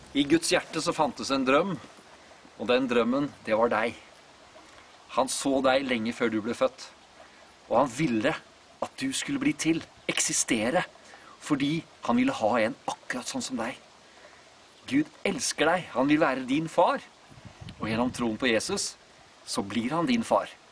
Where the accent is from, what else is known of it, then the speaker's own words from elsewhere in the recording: Fredrikstad, Østfold, Norway; now in Sarpsborg, Norway; Er egentlig født og oppvokst i Fredrikstad